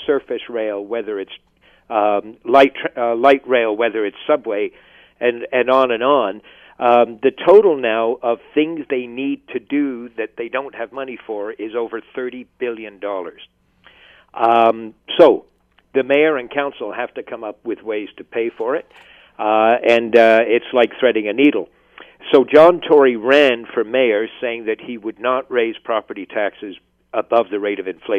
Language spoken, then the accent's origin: English; Brantford, Ontario, Canada; My hometown is Brantford